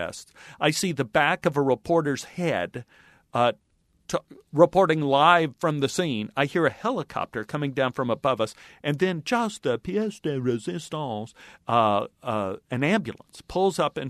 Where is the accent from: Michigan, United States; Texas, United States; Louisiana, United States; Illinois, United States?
Texas, United States; I grew up in Texas where a man's grocery cart is sacrosanct